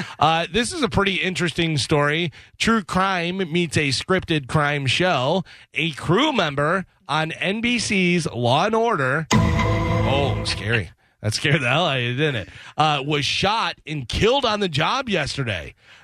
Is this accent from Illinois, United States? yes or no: yes; Illinois, United States; moved away; I'm from Illinois